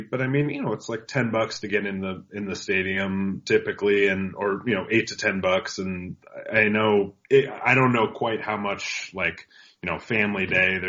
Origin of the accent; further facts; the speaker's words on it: Pacific Northwest, United States; I'm from the Pacific Northwest, so I'm used to the Aqua Sox. I'm used to the Rainiers.